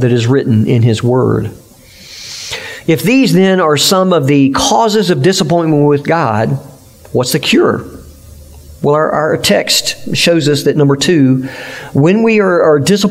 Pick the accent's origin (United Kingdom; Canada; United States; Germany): United States; as American Christians